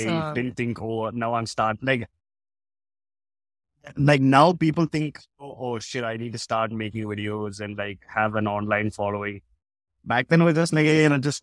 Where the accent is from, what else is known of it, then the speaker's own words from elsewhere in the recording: Russia; now in India; I was born and raised in Russia